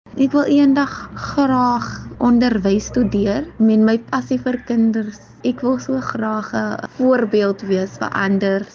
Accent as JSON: {"language": "Afrikaans", "town": "Kraaifontein", "region": "Western Cape", "country": "South Africa", "said": "Ek is van Samowillen Kryfontein"}